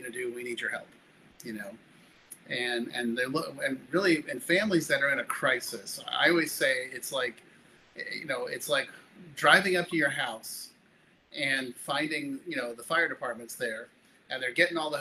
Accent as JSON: {"language": "English", "town": "Palo Alto", "region": "California", "country": "United States", "tie": "born or raised there", "also_born_or_lived": "Denver, Colorado", "moved": "as an adult", "lives_now": "Jacksonville Beach, United States", "said": "I grew up in Northern California in the little town of Palo Alto, California"}